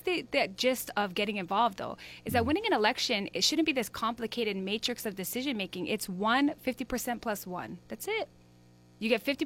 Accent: Honolulu, Hawaii, United States; I'm from Hawaii Kai.

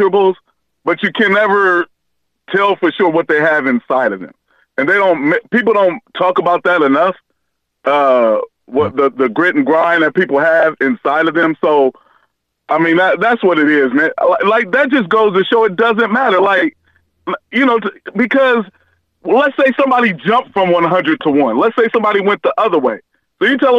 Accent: Omaha, Nebraska, United States; I grew up in Omaha

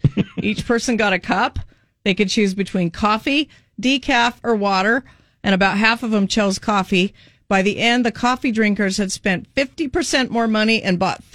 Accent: Kaysville, Utah, United States; I grew up in Kaysville.

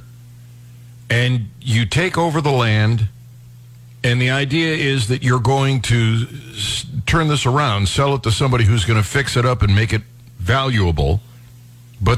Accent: Cleveland, Ohio, United States; my hometown of Cleveland, Ohio

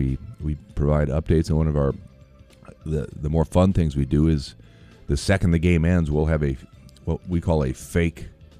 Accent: St. Louis, Missouri, United States; moved away; I grew up in St. Louis

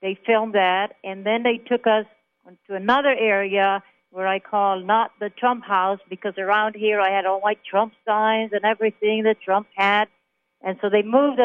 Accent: Jerusalem, Jerusalem District, Israel; English is a second language; moved away as an adult; also born or lived in Germany; now in Tucson, United States; I'm originally from Israel. So I was born in Israel. I was born in Jerusalem on Christmas Day

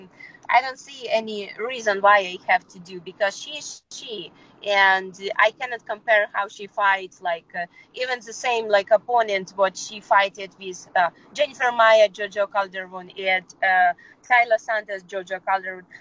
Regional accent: Kyrgyzstan; English is a second language; moved away as an adult; also born or lived in Peru; I was born in Kyrgyzstan. My mother Russian, my father Ukrainian. And I lived all my life in Kyrgyzstan

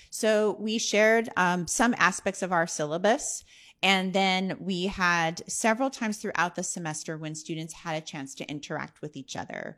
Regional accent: San Bernardino, California, United States; I grew up in San Bernardino, California, which is about an hour east of L

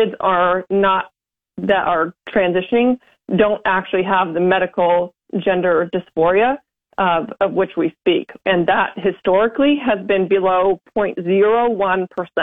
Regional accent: Western Nebraska, United States; now in Lincoln, United States; I'm from Western Nebraska originally, but I live in the Lincoln area today

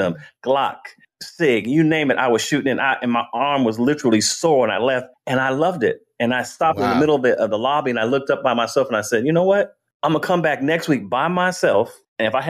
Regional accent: Vallejo, California, United States; moved away as an adult; now in Georgia, United States; in Vallejo, in my neighborhood, they had guns there

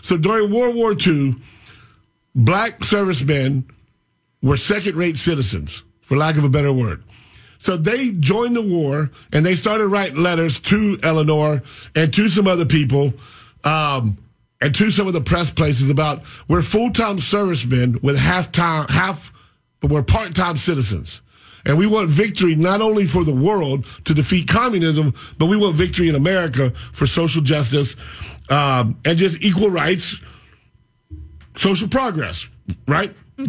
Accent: Pahokee, Florida, United States; everybody knows I'm from Pahokee. I was raised on a cane camp

